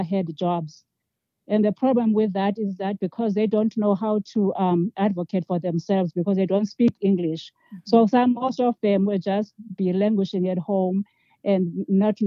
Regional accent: South Africa; moved away as an adult; now in Albuquerque, United States; So I was born in South Africa and educated in South Africa and obtained a diploma in nursing

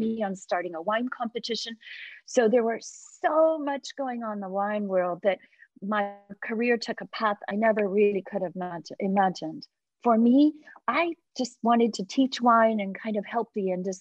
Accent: Sonoma County, California, United States; moved away as an adult; now in Hong Kong; I grew up in Sonoma County, and of course we have beautiful wineries

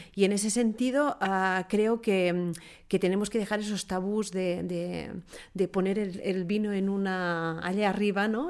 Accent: Priorat, Catalonia, Spain; yo soy, soy del Priorat, de esta, de esta comarca

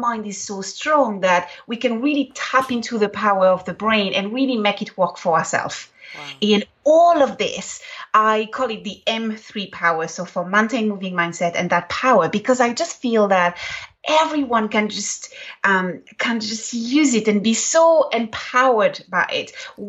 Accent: Ireland; My mother tongue is English, which always surprises everyone. And so my colloquialisms are, you know, very Irish.

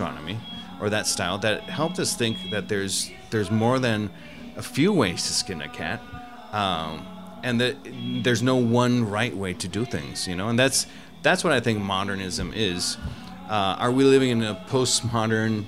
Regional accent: Mexico; I was born in Mexico, so that was it was a big part of my culture

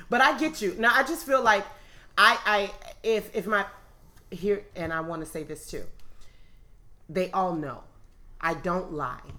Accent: Oakland, California, United States; I'm from East Oakland

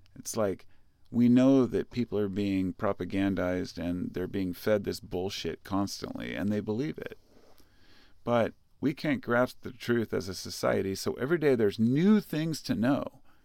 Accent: United States; as an American

